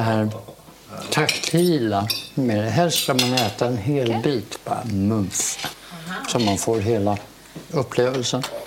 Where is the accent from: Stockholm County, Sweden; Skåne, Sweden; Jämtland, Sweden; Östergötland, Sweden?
Stockholm County, Sweden; Stockholm; also born or lived in Helsingborg; jag flyttade till Stockholm från Helsingborg. Vi pratar alltså sex år